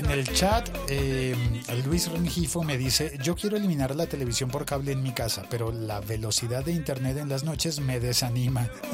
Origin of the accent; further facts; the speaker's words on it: Colombia; los colombianos, la gente en mi país